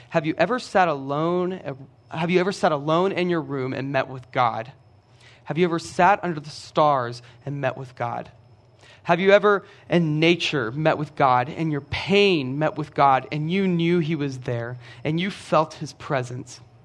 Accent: Brenham, Texas, United States; I'm from Brenham. Brenham is about forty-five minutes down the road

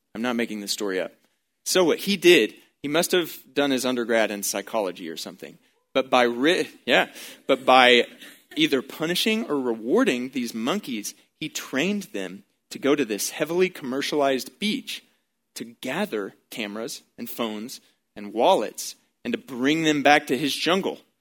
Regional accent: Baytown, Texas, United States; growing up in Baytown, Texas

